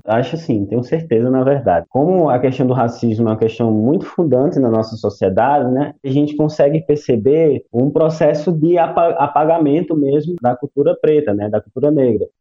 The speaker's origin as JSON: {"language": "Portuguese", "region": "Paraíba", "country": "Brazil", "said": "enquanto paraibano"}